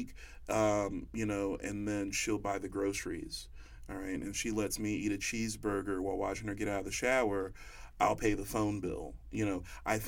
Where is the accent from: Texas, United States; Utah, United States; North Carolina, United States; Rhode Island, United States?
North Carolina, United States; also born or lived in Springfield, Massachusetts; I grew up in North Carolina. I was raised by a single mother